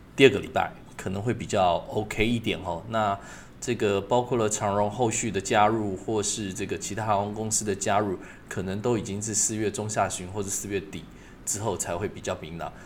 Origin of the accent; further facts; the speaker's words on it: Taiwan; 我们台湾人的应景精神